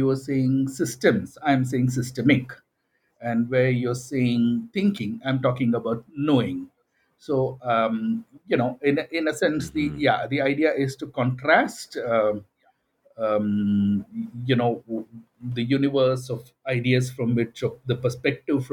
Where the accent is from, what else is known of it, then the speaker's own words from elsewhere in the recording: India; my formative experiences and my background as an Indian